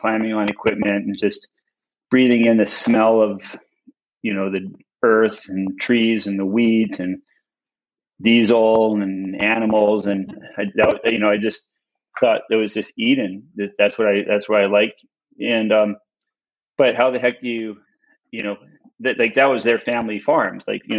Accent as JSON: {"language": "English", "town": "Winnipeg", "region": "Manitoba", "country": "Canada", "tie": "born there", "said": "I really fell in love with farms when I was a kid, because I was born in Winnipeg."}